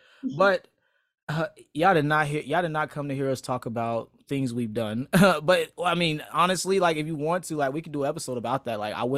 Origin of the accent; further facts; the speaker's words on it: Florida, United States; accent: Northern; now in Georgia, United States; I'm like, no, I'm from Florida, but my mom and my dad are from Chicago. And I guess I got that Northern accent.